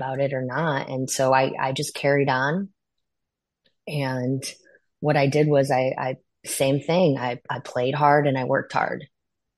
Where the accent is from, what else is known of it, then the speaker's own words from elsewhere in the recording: Northwest Indiana, United States; I grew up in Northwest Indiana near Chicago.